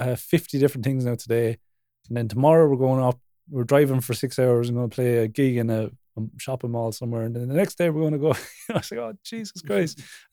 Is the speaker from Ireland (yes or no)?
yes; Ireland; We're Irish, so that's fucking pale.